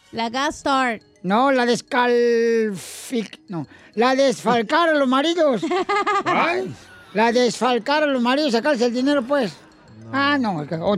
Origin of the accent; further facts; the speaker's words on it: Mazatlán, Sinaloa, Mexico; moved away; De Mazatlán.